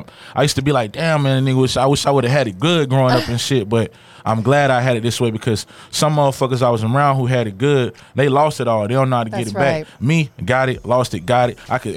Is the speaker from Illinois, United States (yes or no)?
no; Tallahassee, Florida, United States; North Florida legend, man. Tallahassee, Florida, man. Represent 850 all day, man.